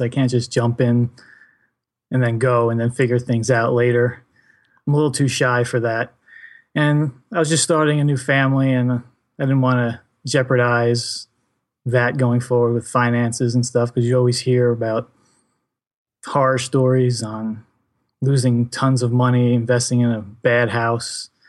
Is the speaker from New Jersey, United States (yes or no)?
yes; New Jersey, United States; I am from New Jersey